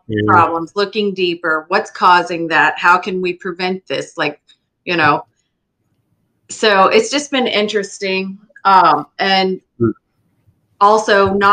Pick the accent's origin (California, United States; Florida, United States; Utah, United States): Florida, United States; Lee County; I was born and raised in Lee County